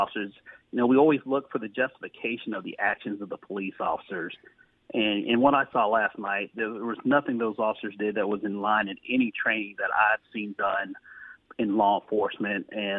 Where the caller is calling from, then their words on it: Jacksonville, Florida, United States; And I'm greetings from Jacksonville, Florida.